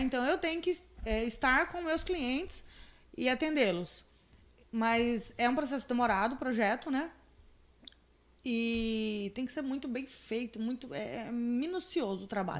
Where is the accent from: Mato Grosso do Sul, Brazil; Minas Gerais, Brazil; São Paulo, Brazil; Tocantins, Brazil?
Mato Grosso do Sul, Brazil; Campo Grande; now in Confresa, Brazil; Lá de Campo Grande, da minha terra